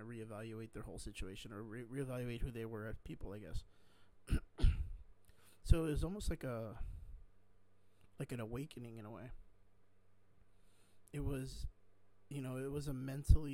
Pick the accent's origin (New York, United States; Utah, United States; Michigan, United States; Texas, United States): Texas, United States; South; I come from South Texas